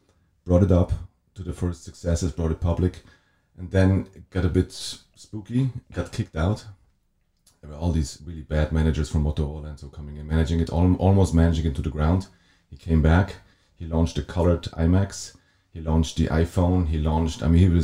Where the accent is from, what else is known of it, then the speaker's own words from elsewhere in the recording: Wettingen, Aargau, Switzerland; also born or lived in Zurich; I grew up in a little town called Wettingen